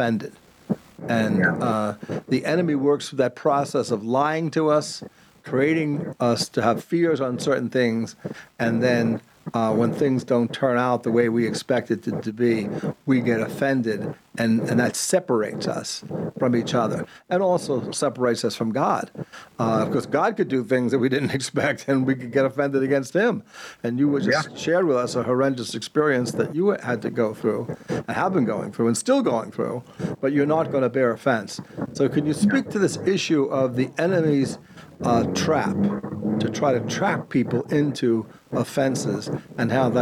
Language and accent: English; Long Island, New York, United States; I come from an Irish Catholic family, and one of the things I've always remembered growing up in Long Island, New York